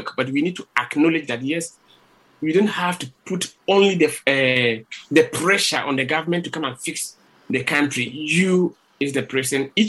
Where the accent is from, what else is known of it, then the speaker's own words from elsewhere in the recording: Ghana; moved away as an adult; now in Spain; I'm quite lucky to have lived in the Ghana, and being a Ghanaian, we have values